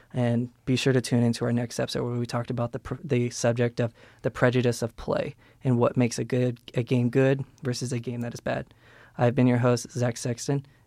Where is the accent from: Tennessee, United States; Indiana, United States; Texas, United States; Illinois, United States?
Indiana, United States; Peru; We're both from Peru, Indiana, which is clown capital